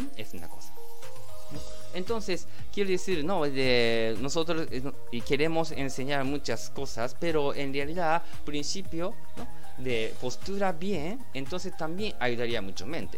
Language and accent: Spanish; Japan; Spanish is a second language; los japoneses también estamos trabajando mucho